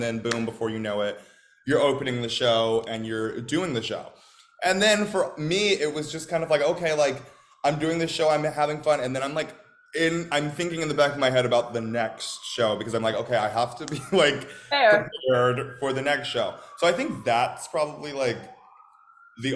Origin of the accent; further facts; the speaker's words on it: Midwest, United States; I'm from the Midwest, so like I grew up going to St. Louis and like knowing of the Muni.